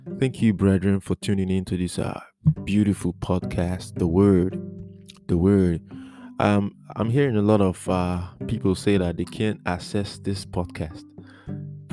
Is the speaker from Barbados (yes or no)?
no; Nigeria; also born or lived in Maiduguri, Borno, Nigeria; I'm from Nigeria, okay? I was in Maiduguri, the northern part of Nigeria.